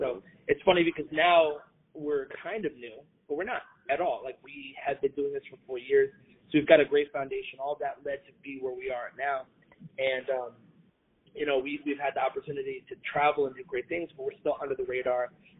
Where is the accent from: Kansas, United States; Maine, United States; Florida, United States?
Florida, United States; we're from Florida